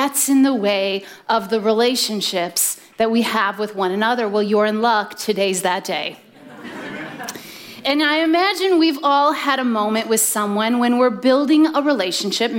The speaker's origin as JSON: {"language": "English", "region": "Midwest", "country": "United States", "tie": "born or raised there", "said": "I grew up in the Midwest with two younger brothers"}